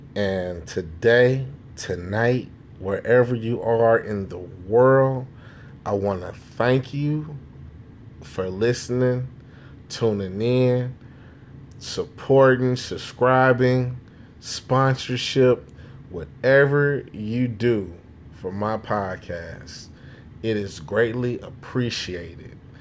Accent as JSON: {"language": "English", "town": "Chicago", "region": "Illinois", "country": "United States", "also_born_or_lived": "Jamaica", "lives_now": "Naperville, United States", "said": "I'm from Chicago"}